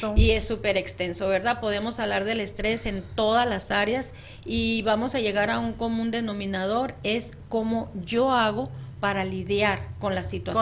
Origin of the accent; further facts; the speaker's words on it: Mexico; now in United States; Yo vivo lejos de mi país de origen